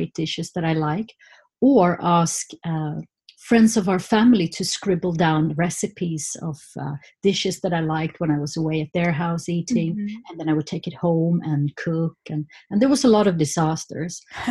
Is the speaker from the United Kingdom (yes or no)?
no; Stockholm, Stockholm County, Sweden; I grew up in Stockholm, okay. Just outside of Stockholm, on the countryside.